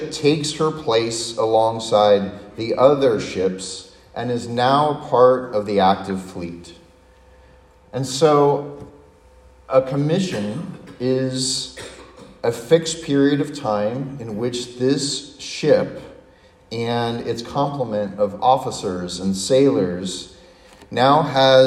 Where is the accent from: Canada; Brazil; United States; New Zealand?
United States; San Diego, California; growing up in my hometown in San Diego, which is a Navy town